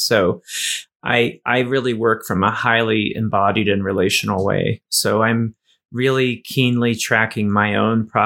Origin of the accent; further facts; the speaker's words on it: Appalachia, United States; I grew up in Appalachia